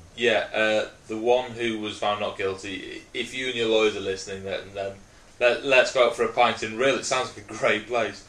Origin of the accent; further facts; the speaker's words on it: Wales, United Kingdom; I'm actually Welsh